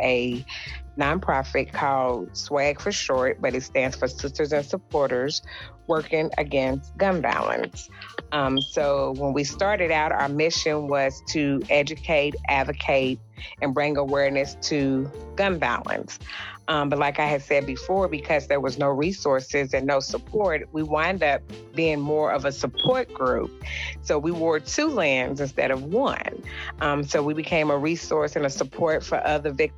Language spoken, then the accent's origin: English; Lexington, Kentucky, United States; I was born and raised here in Lexington, Kentucky